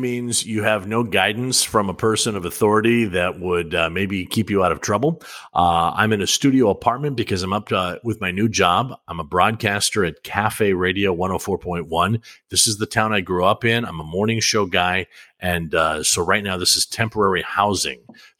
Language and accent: English; Bellingham, Washington, United States; Hello from Bellingham, Washington, my hometown.